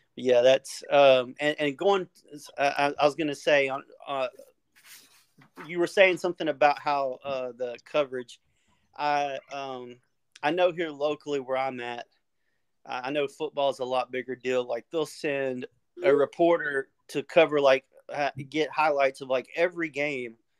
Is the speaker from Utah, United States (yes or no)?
no; East Texas, United States; I'm from East Southeast Texas, East Texas